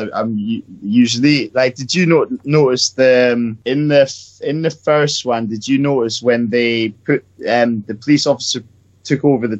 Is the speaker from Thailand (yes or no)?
yes; Thailand; I'm Thai, yeah, so that's my Asian people right there